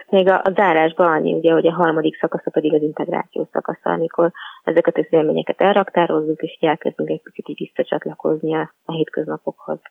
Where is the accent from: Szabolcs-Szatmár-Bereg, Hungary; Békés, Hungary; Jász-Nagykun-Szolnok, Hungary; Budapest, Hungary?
Budapest, Hungary; moved away; also born or lived in Pilis; én jó magam abszolút egy, egy budapesti városi lány vagyok, panelházban nőttem fel